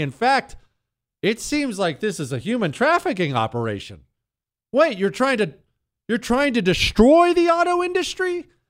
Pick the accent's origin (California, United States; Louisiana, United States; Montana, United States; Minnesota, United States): Montana, United States; also born or lived in Rust Belt; I grew up in Montana